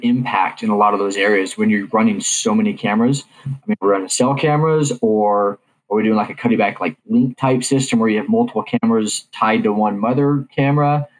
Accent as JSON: {"language": "English", "region": "Kansas", "country": "United States", "tie": "born or raised there", "said": "growing up in Kansas"}